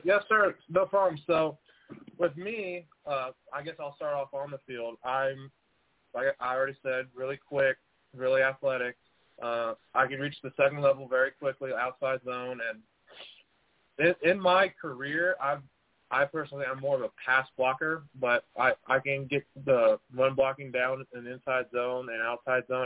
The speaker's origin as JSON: {"language": "English", "town": "San Angelo", "region": "Texas", "country": "United States", "tie": "born or raised there", "also_born_or_lived": "Dallas, Texas", "said": "I played my ball at San Angelo Central here in San Angelo, Texas"}